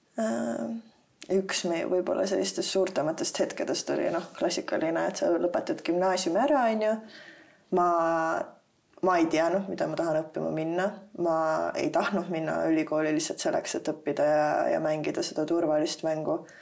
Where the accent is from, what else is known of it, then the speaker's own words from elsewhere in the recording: Tallinn, Harju County, Estonia; also born or lived in South Estonia; ma olen kasvanud siin Tallinnas üles